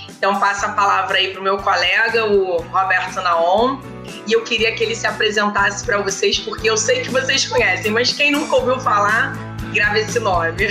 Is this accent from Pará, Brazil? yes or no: no; Rio de Janeiro, Brazil; eu vou falar que eu sou médica, anestesista, sou do Rio de Janeiro.